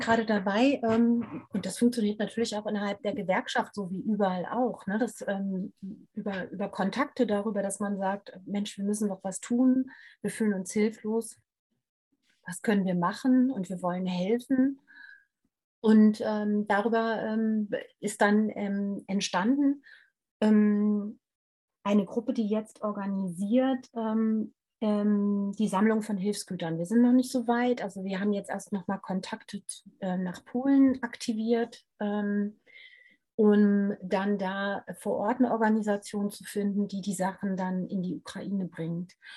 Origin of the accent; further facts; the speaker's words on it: Hanover, Lower Saxony, Germany; ich bin in Hannover zur Schule gegangen